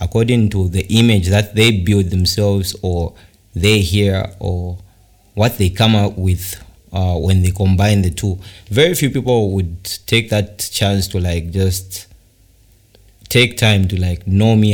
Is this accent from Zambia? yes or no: yes; Kalulushi, Copperbelt Province, Zambia; I'm a male from Kalulushi, born and bred in Kalulushi